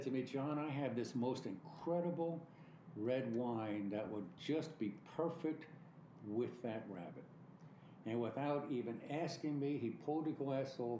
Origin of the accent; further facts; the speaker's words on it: New York City, New York, United States; moved away as an adult; also born or lived in Jersey Shore; now in Florida, United States; I was born and raised in New York. I am a real dyed-in-the-wool New Yorker. I love everything about New York City.